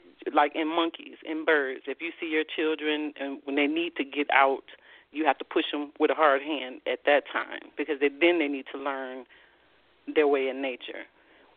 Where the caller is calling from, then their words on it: Columbus, Ohio, United States; I'm calling from Columbus, Ohio.